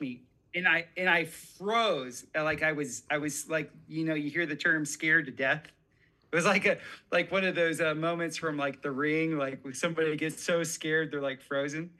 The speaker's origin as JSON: {"language": "English", "region": "South Florida", "country": "United States", "tie": "born or raised there", "said": "growing up in South Florida, where I was"}